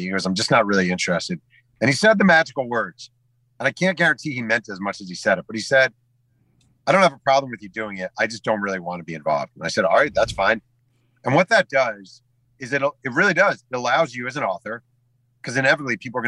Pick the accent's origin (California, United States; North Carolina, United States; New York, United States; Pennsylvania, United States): New York, United States; Mahopac; growing up in Mayo Pack, New York, in my bedroom